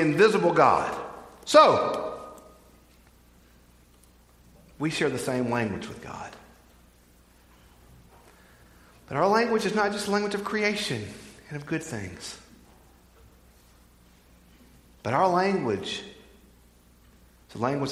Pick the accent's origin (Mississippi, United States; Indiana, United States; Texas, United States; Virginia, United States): Mississippi, United States; Bogue Chitto; I'm from Bogachitta